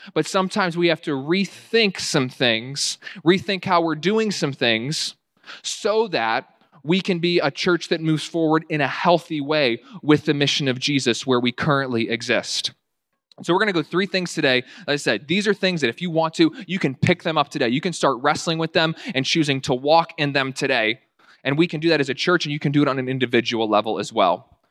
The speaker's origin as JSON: {"language": "English", "town": "Winchester", "region": "Virginia", "country": "United States", "tie": "born or raised there", "said": "my hometown in Winchester, Virginia"}